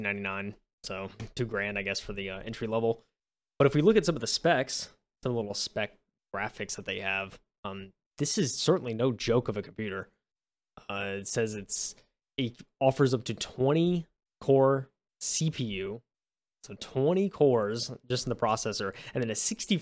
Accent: United States; I'm too American for that.

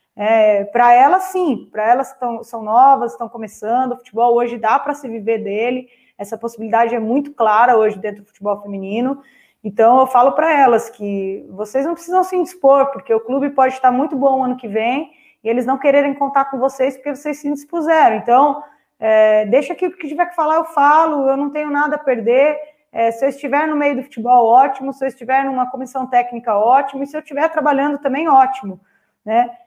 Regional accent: Itapecerica da Serra, São Paulo, Brazil; Eu nasci é, em Tapsirica da Serra mesmo, próximo a campos de futebol, então eu sempre joguei futebol com os meninos

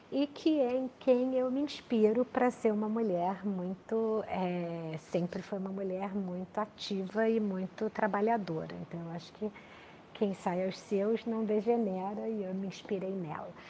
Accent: Rio de Janeiro, Brazil; sou carioca, nasci no Rio de Janeiro, é, pai militar, mãe é, executiva, né?

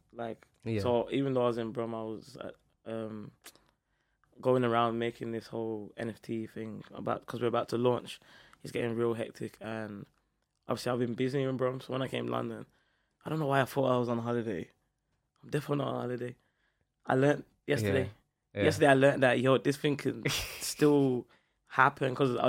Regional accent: Montserrat; I want to go back to my home country, which is Montserrat.

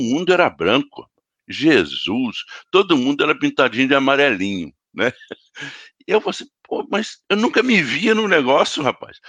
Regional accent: Teresópolis, Rio de Janeiro, Brazil; lá em Teresópolis, na cidade onde eu cresci

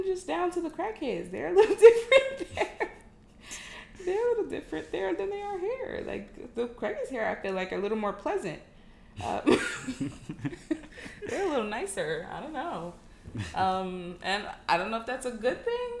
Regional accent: New Jersey, United States; moved away as an adult; now in Houston, United States; I am from New Jersey. Born Nigerian American, family came here a few months shy of me being born from Nigeria, but I was born and raised in New Jersey

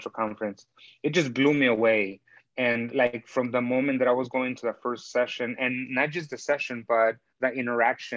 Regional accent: Chicago, Illinois, United States; also born or lived in Mexico; I'm actually originally from Mexico. I was born in Mexico and my family moved up to the States when I was 10 years old. So I pretty much grew up in Chicago

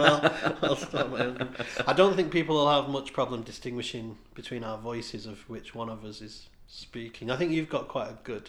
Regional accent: Warrington, North West England, United Kingdom; accent: scally; I'm from Warrington, and I have like a proper scally voice

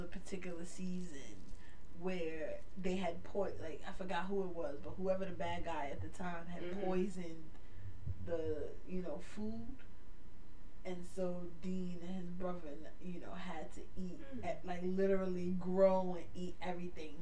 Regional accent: Jamaica; I'm Jamaican

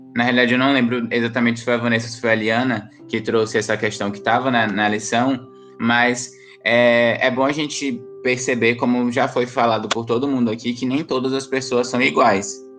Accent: Bahia, Brazil; eu sou baiana

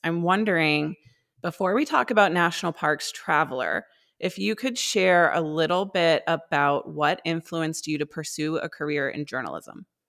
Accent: Maine, United States; I grew up in Maine

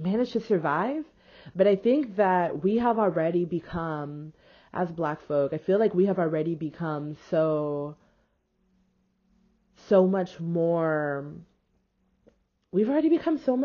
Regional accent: Houston, Texas, United States; I was raised in Houston, Texas

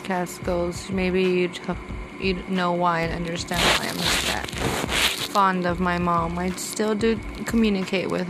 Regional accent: Texas, United States; I was born here in Texas. I was raised as an only child

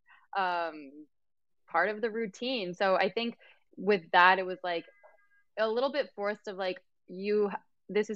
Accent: Mexico City, Mexico; also born or lived in United States; I was born in Mexico, but we always spoke in Spanish at home. It was really, it was more of the culture shock, even though I grew up in a Mexican household. It's very different when you're actually living in Mexico

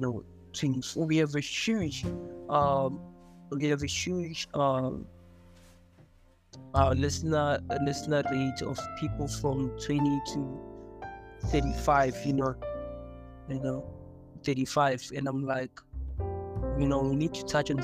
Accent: Johannesburg, Gauteng, South Africa; growing up in Joburg

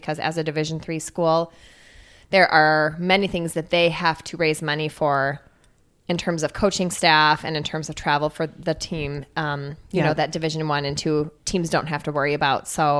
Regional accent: Cedar Rapids, Iowa, United States; I grew up in Cedar Rapids, Iowa, actually.

